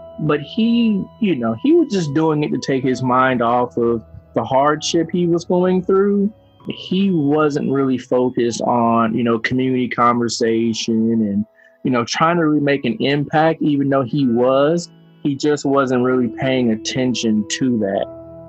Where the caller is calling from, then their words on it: Evansville, Indiana, United States; I'm calling from Evansville, Indiana.